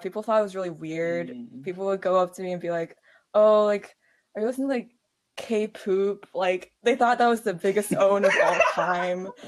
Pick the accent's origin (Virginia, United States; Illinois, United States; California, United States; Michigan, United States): Virginia, United States; I'm from Virginia